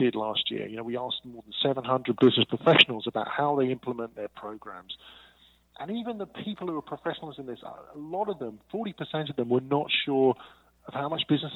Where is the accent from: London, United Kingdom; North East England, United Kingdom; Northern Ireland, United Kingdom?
London, United Kingdom; moved away as an adult; now in Amsterdam, Netherlands; I'm actually originally an English guy. I'm from London, but I've moved around many places